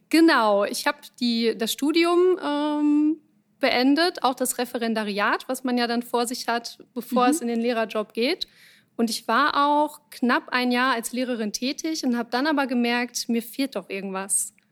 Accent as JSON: {"language": "German", "town": "Winterberg", "region": "North Rhine-Westphalia", "country": "Germany", "tie": "born there", "lives_now": "Düsseldorf, Germany", "said": "Ah, geboren in Winterberg. Wohnhaft in Düsseldorf."}